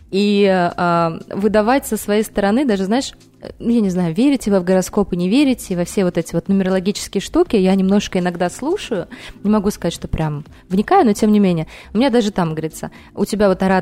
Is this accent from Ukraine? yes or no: no; Uzbekistan; born there; А, я родилась в Узбекистане. А, у меня мама, папа, уроженцы, так скажем